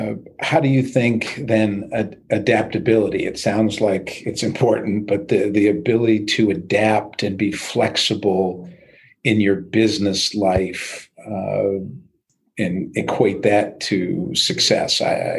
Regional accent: New York, United States; I'm from New York

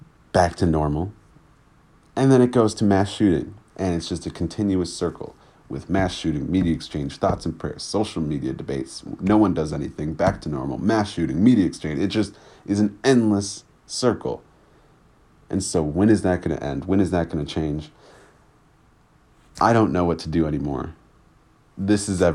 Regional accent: United States; as a black boy growing up in America

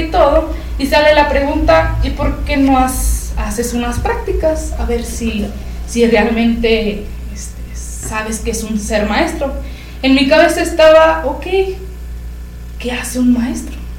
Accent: Ezequiel Montes, Querétaro, Mexico; somos de Ezequiel Montes y pues nos queda cerca San Juan del Río, somos de Querétaro

